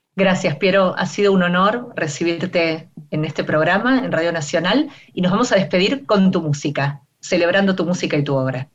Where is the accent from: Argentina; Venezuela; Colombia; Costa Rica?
Argentina; nuestras radios argentinas